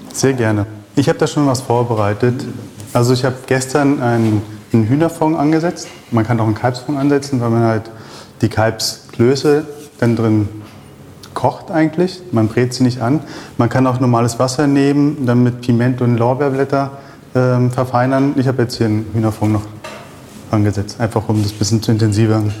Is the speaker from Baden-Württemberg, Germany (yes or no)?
no; Berlin, Germany; moved away as an adult; also born or lived in Israel / Paris, France / Switzerland; now in Vienna, Austria; Das kam aus dem Kindergarten, wo ich aufgewachsen bin in Berlin, Reinickendorf.